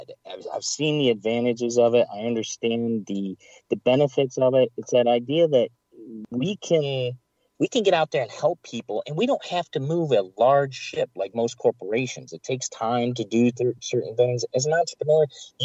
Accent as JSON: {"language": "English", "region": "Michigan", "country": "United States", "tie": "born or raised there", "said": "I grew up in Michigan"}